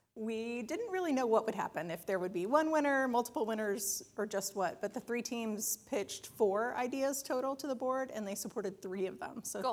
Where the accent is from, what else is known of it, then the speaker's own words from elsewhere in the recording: Charleston, South Carolina, United States; now in Ann Arbor, United States; I grew up outside of Charleston, South Carolina